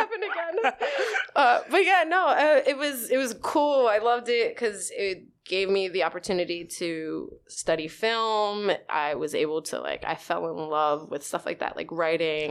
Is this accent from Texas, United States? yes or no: no; New York City, New York, United States; also born or lived in Staten Island; I grew up in the Bronx, uh, actually across the street from the zoo